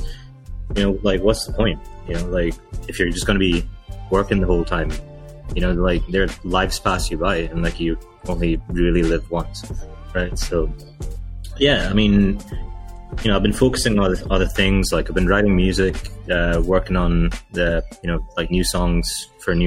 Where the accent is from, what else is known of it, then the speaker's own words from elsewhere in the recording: Dubai, United Arab Emirates; Sri Lankan kid born and raised in Dubai. Lived here my whole life, 31 years now.